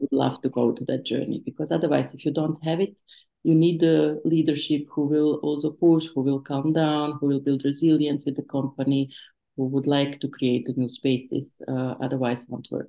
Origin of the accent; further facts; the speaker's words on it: Bosnia & Herzegovina; moved away; I was refugee from the Bosnian War